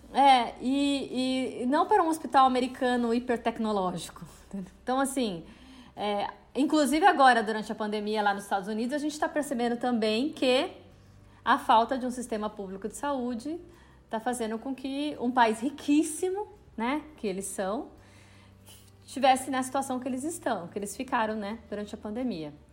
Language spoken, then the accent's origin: Portuguese; Campinas, São Paulo, Brazil; moved away as an adult; now in São Paulo, Brazil; eu sou de Campinas e vim para São Paulo para fazer artes cênicas na USP